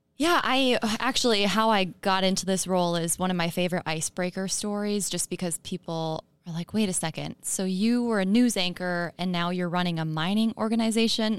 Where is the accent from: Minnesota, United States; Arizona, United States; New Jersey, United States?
Minnesota, United States; Chisholm; also born or lived in Duluth; I'm from Chisholm on the Iron Range. Um, grew up there in a mining household